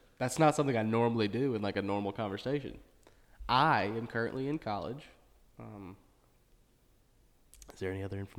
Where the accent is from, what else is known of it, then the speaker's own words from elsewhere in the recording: Gardendale, Alabama, United States; also born or lived in Mount Olive, Alabama; We went to school at Gardendale, which is outside of Birmingham.